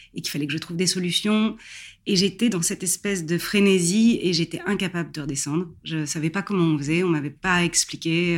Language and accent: French; Paris, Île-de-France, France; moved away as an adult; now in Barbizon, France; À la base, je suis parisienne, donc j'ai grandi et je suis née à Paris